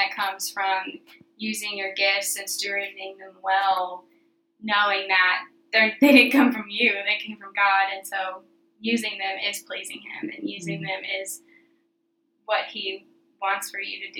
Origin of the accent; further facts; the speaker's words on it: outside of Nashville, Tennessee, United States; I grew up a little outside of Nashville